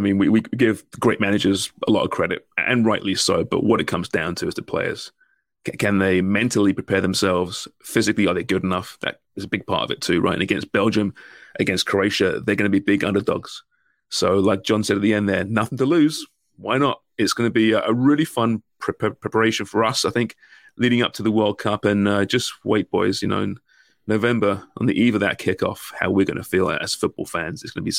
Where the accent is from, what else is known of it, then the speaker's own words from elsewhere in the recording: Canada; I think, as a Canadian soccer fan, you don't need to worry about.